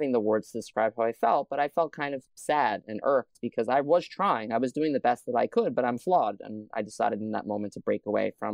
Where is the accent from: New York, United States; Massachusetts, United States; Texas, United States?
New York, United States; New York City; I grew up in Staten Island, New York